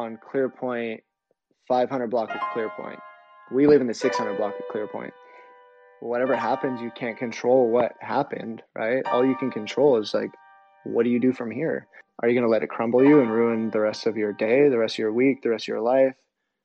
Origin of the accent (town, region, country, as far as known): Ventura, California, United States; born or raised there; also born or lived in San Bernardino, California / Fontana, California